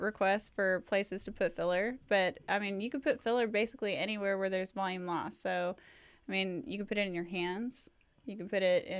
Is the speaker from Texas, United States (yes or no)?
yes; Fort Worth, Texas, United States; You guys know I'm from Fort Worth